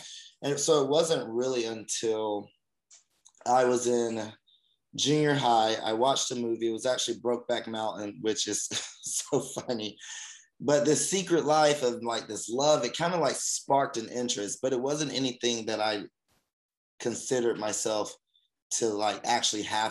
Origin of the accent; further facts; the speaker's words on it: Alabama, United States; moved away as an adult; now in Los Angeles, United States; I'm actually from Alabama. Born and raised in the South